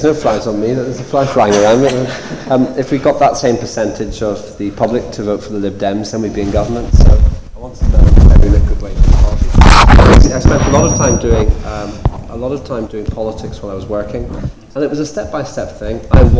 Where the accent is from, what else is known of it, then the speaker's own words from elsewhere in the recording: Northern Ireland, United Kingdom; moved away; I grew up in Northern Ireland, a hugely political part of the world, just in the middle of the Troubles.